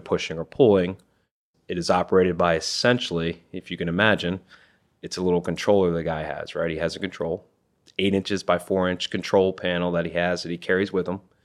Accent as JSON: {"language": "English", "region": "Iowa", "country": "United States", "moved": "yes", "lives_now": "Maryland, United States", "said": "I'm originally from Iowa."}